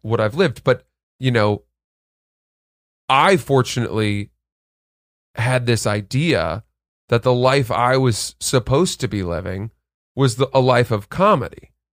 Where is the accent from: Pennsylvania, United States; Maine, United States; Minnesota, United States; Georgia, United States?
Maine, United States; now in New York, United States; I grew up in Maine